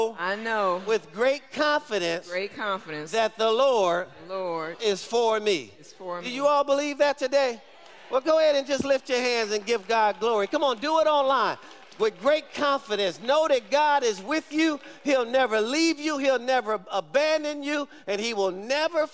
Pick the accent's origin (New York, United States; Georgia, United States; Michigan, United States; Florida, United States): Michigan, United States; moved away; we grew up in Michigan, I actually know how to drive in ice and snow